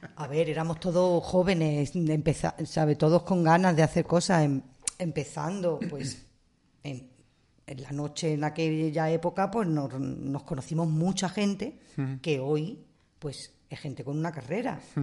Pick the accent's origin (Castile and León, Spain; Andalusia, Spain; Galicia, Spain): Andalusia, Spain; Marbella; moved away; Y en mi pueblo, nosotros nos hemos criado con la tanque y su ballet.